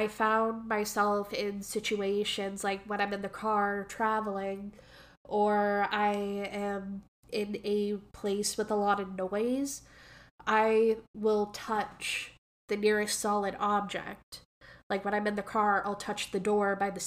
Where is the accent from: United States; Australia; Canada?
Canada; accent: Canadian; I have my own Canadian dialect